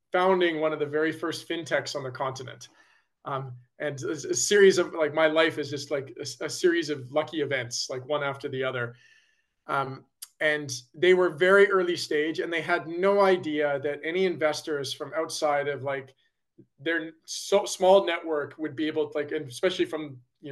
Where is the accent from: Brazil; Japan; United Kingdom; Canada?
Canada; Calgary, Alberta; I grew up in Calgary, Alberta, Canada